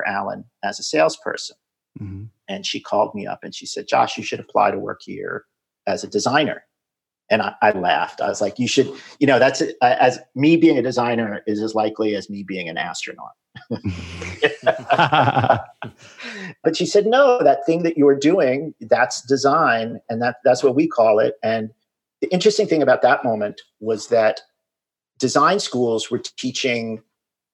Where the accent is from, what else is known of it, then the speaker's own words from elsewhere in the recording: New York City, New York, United States; moved away as an adult; also born or lived in Silicon Valley; I'm originally from New York City, born in Manhattan, raised in Queens, went to high school and college in Manhattan